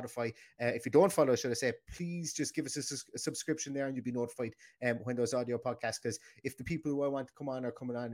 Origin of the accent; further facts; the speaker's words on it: Ireland; we're Irish